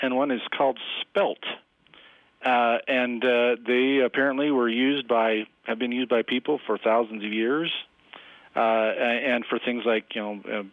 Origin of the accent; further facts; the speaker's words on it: Fremont County, Wyoming, United States; I grew up in Fremont County where people used to grow for Coors there